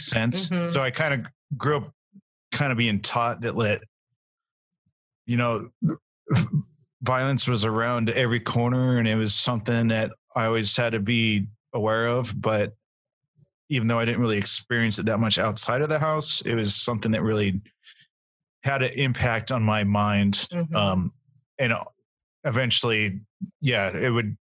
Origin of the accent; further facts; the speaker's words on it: Nevada, United States; moved away as an adult; now in Boise, United States; I grew up in Nevada